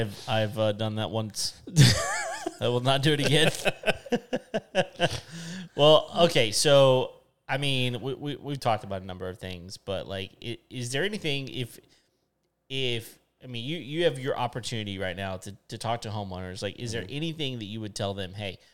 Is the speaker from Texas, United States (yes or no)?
yes; West Texas, United States; moved away; I grew up in West Texas.